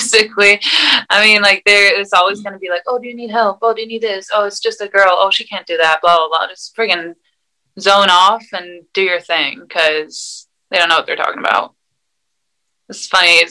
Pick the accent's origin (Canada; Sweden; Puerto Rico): Sweden; moved away as an adult; also born or lived in Arizona, United States; now in United States; I grew up in Sweden with my mom